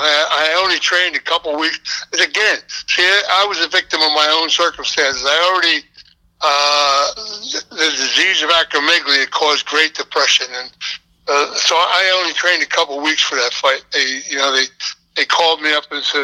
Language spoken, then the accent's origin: English; Philadelphia, Pennsylvania, United States; I was raised up in Philadelphia in a local neighborhood, and we never locked our front doors.